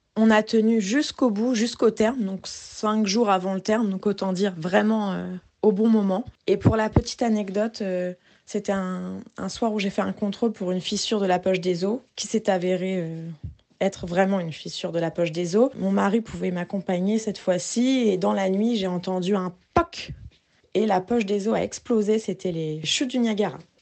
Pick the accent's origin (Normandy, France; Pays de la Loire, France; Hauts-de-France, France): Normandy, France; Rouen; on vient de Rouen